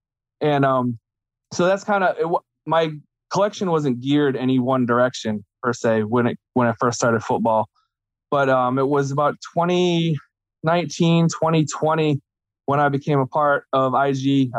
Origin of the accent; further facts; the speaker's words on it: New England, United States; And I'm from New England.